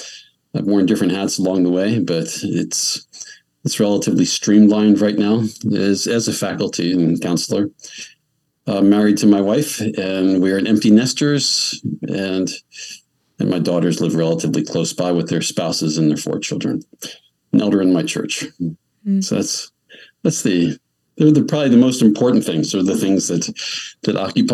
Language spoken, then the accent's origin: English; Pennsylvania, United States; I grew up, 4 miles from where I am presently.